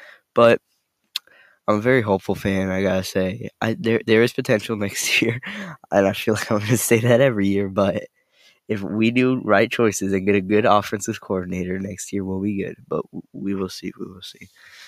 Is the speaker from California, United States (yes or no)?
yes; California, United States; I'm from California.